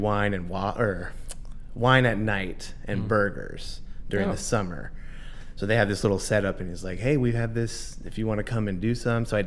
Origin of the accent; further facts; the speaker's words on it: Texas, United States; first language Spanish; English is a second language; now in Somerville, United States; I grew up in Texas, so, like, that's where I spent most of my life.